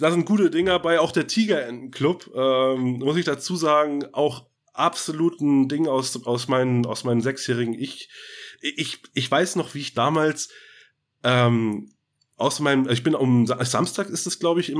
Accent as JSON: {"language": "German", "region": "Northern Germany", "country": "Germany", "said": "wir, wir kommen ja auch aus dem Norden. Äh, so alles Hanseaten, der hanseatische Snack noch so ein bisschen dabei."}